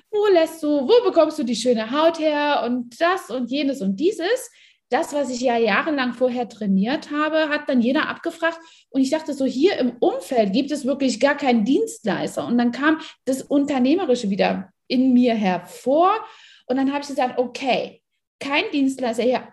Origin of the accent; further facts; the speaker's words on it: East Germany, Germany; ich bin in Ostdeutschland groß geworden